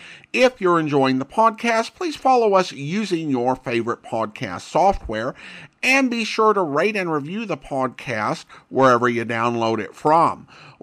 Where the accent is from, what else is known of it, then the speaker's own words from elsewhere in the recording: Idaho, United States; In my home state of Idaho